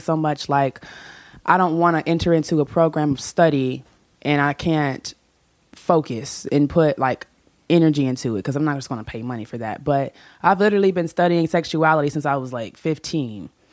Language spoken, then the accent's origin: English; Chicago, Illinois, United States; I'm from Chicago